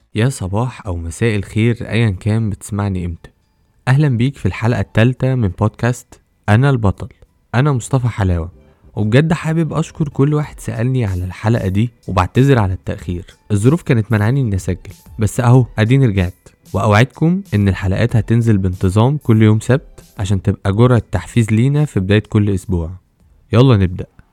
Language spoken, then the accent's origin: Arabic; Egypt; عندنا في مصر